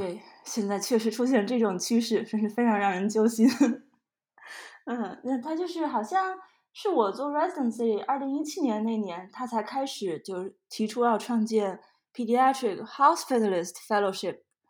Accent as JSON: {"language": "Chinese", "region": "Shandong", "country": "China", "tie": "born or raised there", "also_born_or_lived": "Shanghai", "moved": "as an adult", "lives_now": "Georgia, United States", "said": "我是在山东出生，然后在上海，上海交大读的医学院"}